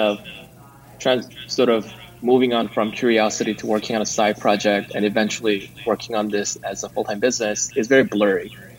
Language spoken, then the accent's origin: English; South Korea; now in Silicon Valley, United States; I grew up in Korea, but I never lived there as an adult.